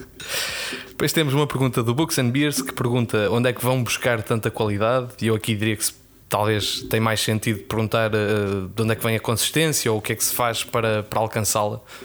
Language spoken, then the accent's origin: Portuguese; North, Portugal; accent: northern Portuguese; é a pronúncia, é a pronúncia do Norte.